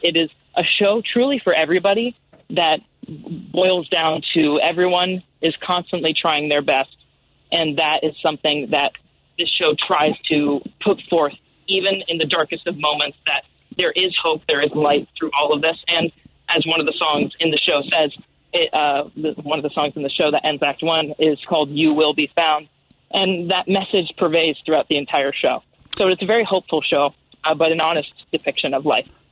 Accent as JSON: {"language": "English", "town": "Miami", "region": "Florida", "country": "United States", "tie": "born or raised there", "also_born_or_lived": "Evanston, Illinois", "moved": "as an adult", "lives_now": "Chicago, United States", "said": "I was raised actually in Miami, Florida"}